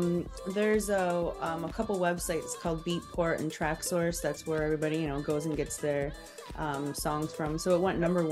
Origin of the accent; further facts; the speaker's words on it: Detroit, Michigan, United States; moved away; I've been a fan since I was, a teenager. I grew up in Detroit